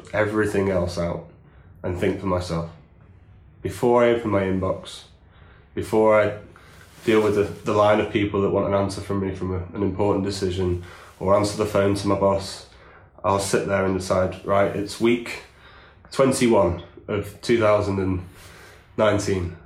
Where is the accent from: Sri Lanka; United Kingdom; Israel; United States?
United Kingdom; England